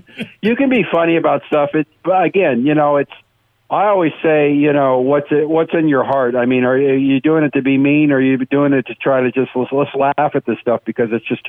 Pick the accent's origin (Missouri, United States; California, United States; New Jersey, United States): California, United States; West Covina; also born or lived in San Fernando Valley, Los Angeles; I grew up in West Covina, which is a suburb of L.A., and I went to Mount San Antonio College